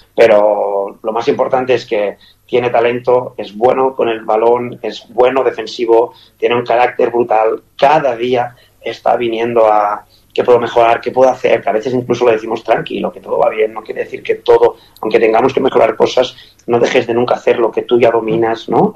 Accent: Spain; moved away as an adult; also born or lived in Qatar / Kuwait / Catalonia; now in Toulouse, France; para mí como español

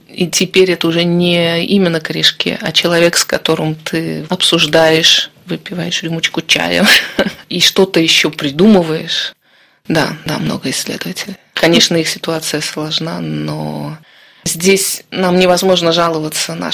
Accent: Saint Petersburg, Russia; я родом из Петербурга, европейские, русские такие.

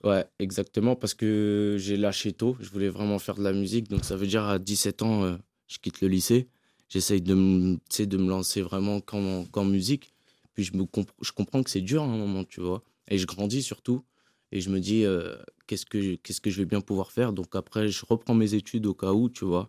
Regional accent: French Guiana; je suis guyanais

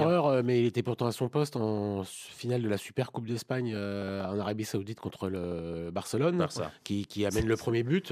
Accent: France; en tant que Français et amateur de football

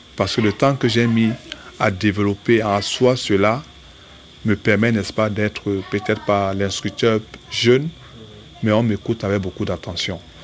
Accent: Douala, Littoral, Cameroon; Je suis d'Edo

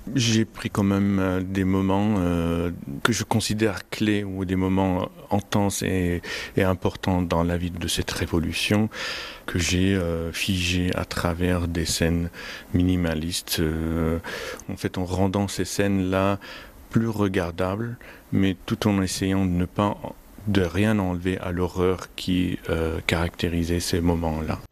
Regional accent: Homs, Homs Governorate, Syria; moved away as an adult; now in France; La Syrie, ça reste mon pays d'origine

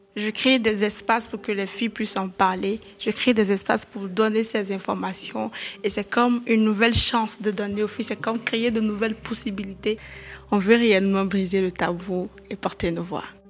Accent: Avrankou, Ouémé, Benin; j'ai grandi ici

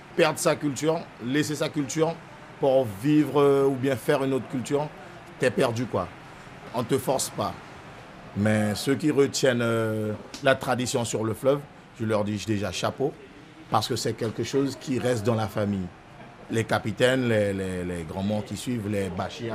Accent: Saint-Laurent-du-Maroni, French Guiana; Je suis né à Saint-Laurent-du-Maroni, grandi à Saint-Laurent-du-Maroni

